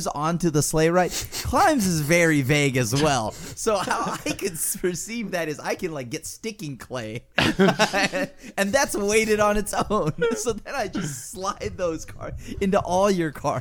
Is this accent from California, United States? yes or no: yes; California, United States; I'm from California